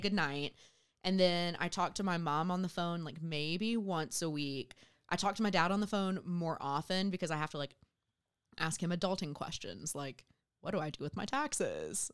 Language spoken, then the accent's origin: English; Southwest Georgia, United States; moved away as an adult; I grew up in Southwest Georgia.